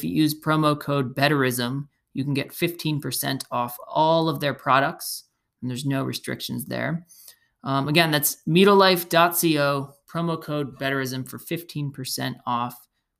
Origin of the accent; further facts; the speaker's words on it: Belmar, New Jersey, United States; Turnstile is a Jersey Shore staple, one of my favorites here in my hometown, Belmar, New Jersey.